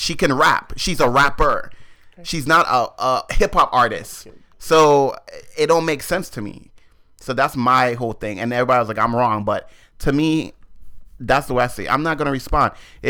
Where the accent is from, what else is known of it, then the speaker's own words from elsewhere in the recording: Queens, New York, United States; I'm from Queens.